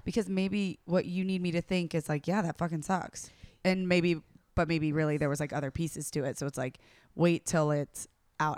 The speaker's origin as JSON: {"language": "English", "region": "the South", "country": "United States", "said": "I'm from the South"}